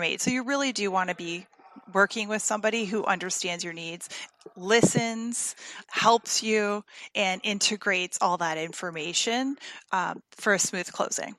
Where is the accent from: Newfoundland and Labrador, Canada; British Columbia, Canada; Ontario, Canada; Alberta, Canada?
Ontario, Canada; Windsor; moved away as an adult; also born or lived in Toronto area; now in United States; I was born in Windsor, Ontario, and uh, we just moved here from Toronto area